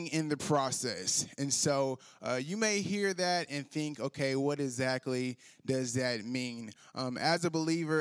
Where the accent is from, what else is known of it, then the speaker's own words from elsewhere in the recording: Louisiana, United States; moved away as an adult; now in Northwest Arkansas, United States; I'm a Louisiana boy, and so I'm not from around these parts. I was born and raised in Louisiana